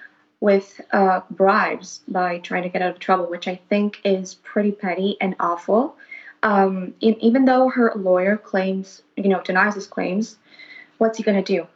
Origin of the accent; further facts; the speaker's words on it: Argentina; I'm from Argentina.